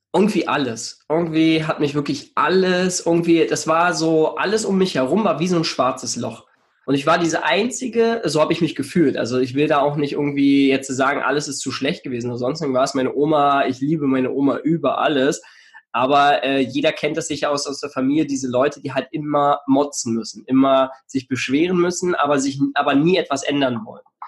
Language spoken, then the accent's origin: German; near Cottbus, eastern Germany, Brandenburg, Germany; moved away as an adult; also born or lived in Switzerland (Basel, Aarau, Zürich); now in Switzerland; ich komme ursprünglich aus dem Osten von Deutschland, ähm, bin in der Nähe von Cottbus geboren